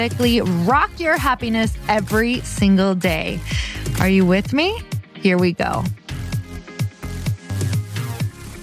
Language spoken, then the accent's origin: English; Upper Michigan, United States; that's where I'm from